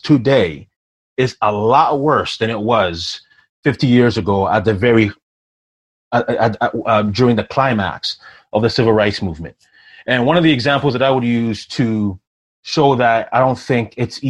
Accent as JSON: {"language": "English", "country": "Ghana", "moved": "yes", "lives_now": "Canada", "said": "I'm from Ghana originally"}